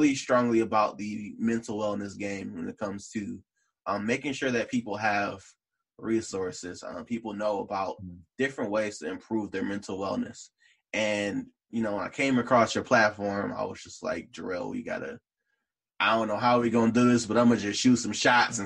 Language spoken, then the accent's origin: English; Detroit, Michigan, United States; I grew up in Morningside